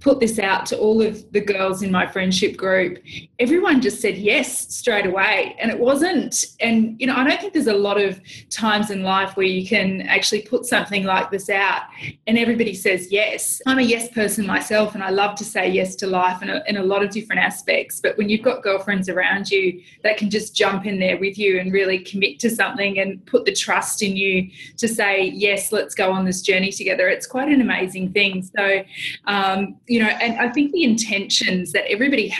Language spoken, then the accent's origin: English; New Zealand; I'm from New Zealand.